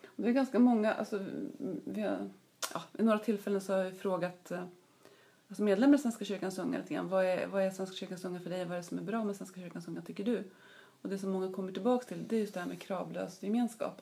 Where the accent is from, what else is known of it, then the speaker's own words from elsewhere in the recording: Uppsala, Uppsala County, Sweden; jag är ju uppvuxen i Uppsala och började plugga på universitetet här